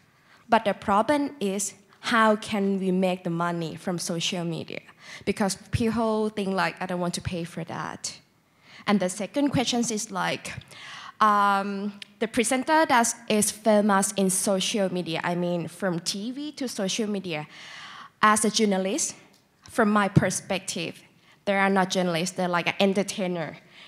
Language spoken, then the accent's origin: English; Thailand; I'm from Thailand